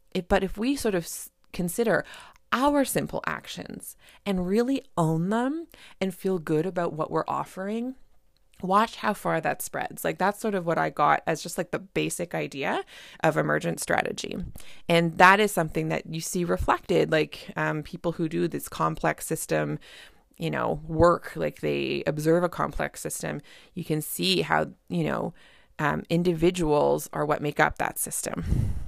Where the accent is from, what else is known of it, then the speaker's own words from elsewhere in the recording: Canada; I'm a Canadian family physician